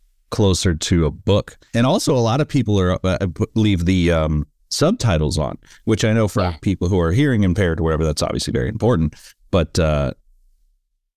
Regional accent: San Francisco, California, United States; now in Los Angeles, United States; I grew up in San Francisco and now I live

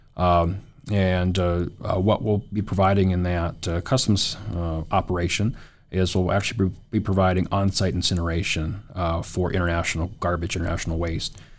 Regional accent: Williston, North Dakota, United States; also born or lived in Grand Forks, North Dakota; born and raised in Williston

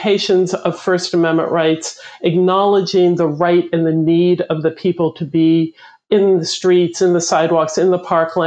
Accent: United States; we as a people, as the American people

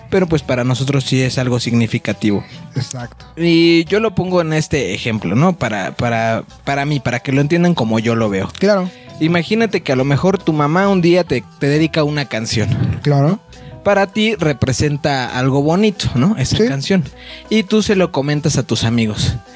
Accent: Mexico; soy mexa, güey. Soy bien mexicano

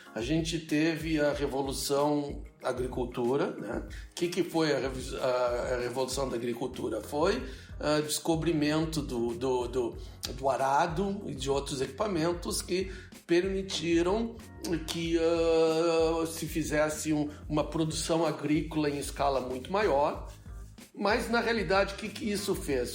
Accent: Brazil; moved away as an adult; now in United States; eu saí do Brasil há mais de 30 anos

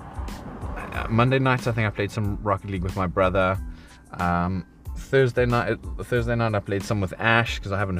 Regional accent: South Africa; now in United Kingdom; as a South African

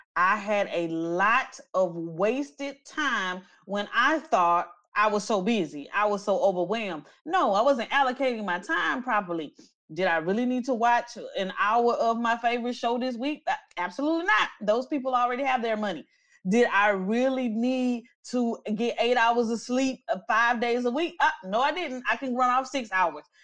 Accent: Natchitoches, Louisiana, United States; now in Houston, United States; I am originally from Natchitoches, Louisiana, a very small town in central Louisiana

